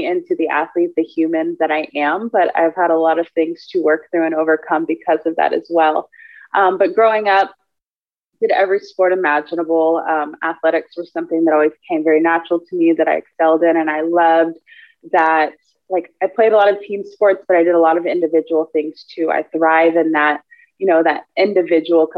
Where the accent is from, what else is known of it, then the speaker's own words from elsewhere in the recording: Houston, Texas, United States; also born or lived in Austin, Texas; I was born and raised in Houston, Texas. Been here my whole life